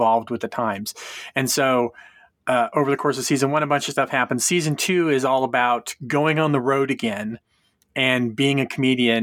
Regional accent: Fresno, California, United States; I grew up in Fresno.

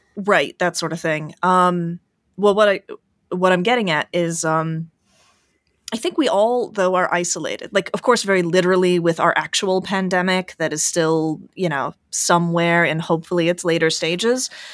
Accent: United States; as an American

